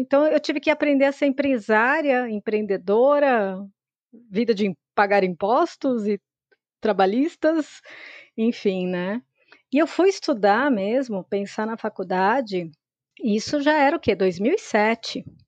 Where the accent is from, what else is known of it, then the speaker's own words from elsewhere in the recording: São Paulo, Brazil; Eu sou de São Paulo. A minha família veio do interior do estado e se estabeleceu aqui em São Paulo mesmo